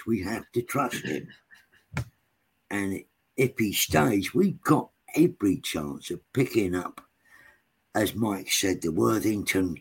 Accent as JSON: {"language": "English", "region": "London", "country": "United Kingdom", "tie": "born or raised there", "also_born_or_lived": "Islington", "said": "I was brought up in Tottenham, around Tottenham"}